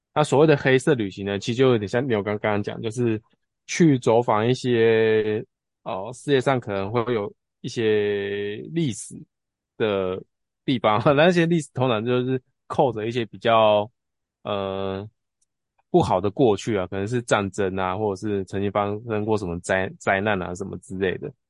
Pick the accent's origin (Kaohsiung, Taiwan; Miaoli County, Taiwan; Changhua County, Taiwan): Changhua County, Taiwan; Tianzhong; 我家以前就是真的是那种就是嗯。田中的商店街